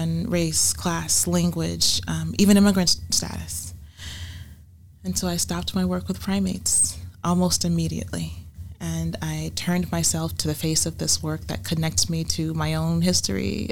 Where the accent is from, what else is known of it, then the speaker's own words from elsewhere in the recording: Savannah, Georgia, United States; also born or lived in Hilton Head, South Carolina / Beaufort, South Carolina; I was born and raised in Savannah, Georgia, in the Lowcountry that extends through the Lowcountry of South Carolina.